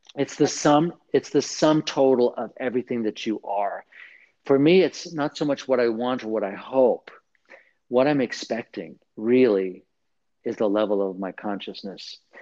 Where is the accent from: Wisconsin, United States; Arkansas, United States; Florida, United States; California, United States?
California, United States; Southern; the culture where I was raised in Southern California, in in a Catholic, mostly Latino barrio kind of community